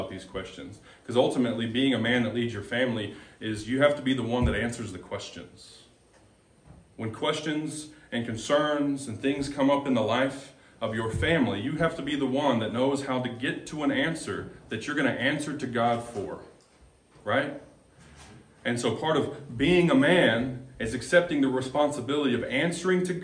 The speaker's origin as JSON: {"language": "English", "region": "Texas", "country": "United States", "moved": "as an adult", "lives_now": "Molalla, United States", "said": "we are from Texas, been in Molalla about a year and a half"}